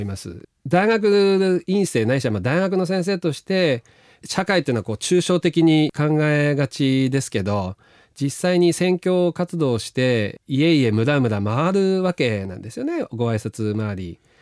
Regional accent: Sakata, Yamagata, Japan; moved away as an adult; also born or lived in Tokyo / United States; ど田舎の出身

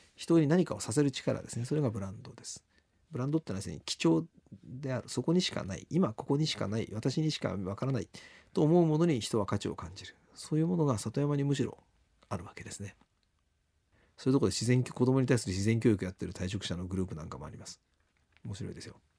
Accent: Yamaguchi, Japan; moved away; 山口県もどんどん減ってますんでね。あの皮肉な話、私の故郷では人口減ってる町

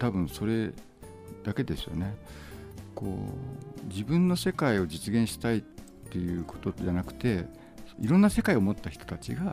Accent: Japan; 自分が日本で生まれ育った

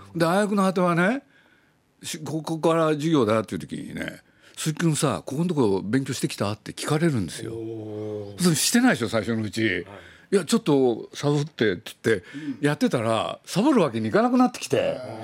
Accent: Nagoya, Aichi, Japan; moved away as an adult; also born or lived in Tokyo; 自分が生まれ育った名古屋

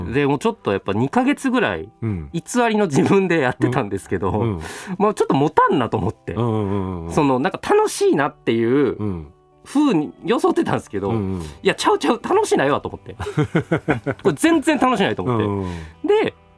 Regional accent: Osaka, Japan; accent: Kansai dialect; moved away as an adult; now in Tokyo, Japan; 僕大阪なんですけど、そこ東京来まして

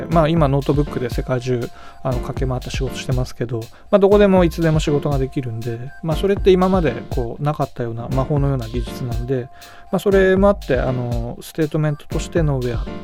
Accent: Aizuwakamatsu, Fukushima, Japan; 私あの会津生まれなんで

